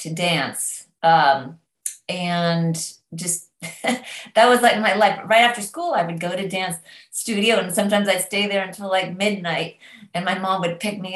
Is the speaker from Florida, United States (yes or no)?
no; Northern California, United States; also born or lived in London, England; now in Nashville, United States; I grew up in California, Northern California, amongst the redwood trees